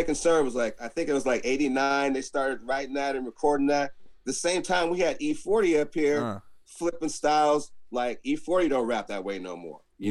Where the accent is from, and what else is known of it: Alameda, California, United States; born or raised there; also born or lived in Oakland